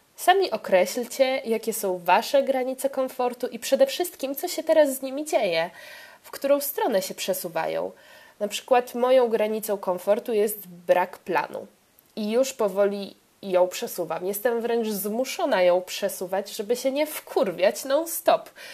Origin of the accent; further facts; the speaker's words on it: Poland; ja, z Polski.